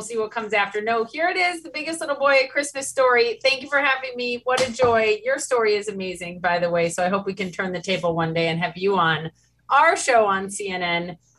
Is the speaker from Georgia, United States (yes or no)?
no; Minnesota, United States; now in New York City, United States; I'm from Minnesota. And so I'm trying to raise kids in New York City and teach them that they don't need all this big stuff and try to bring some of what I grew up with in Minnesota to New York City.